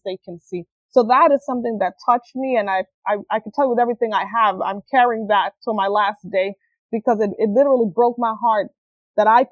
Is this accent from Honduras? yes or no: yes; Honduras; moved away; I was born and raised in Honduras.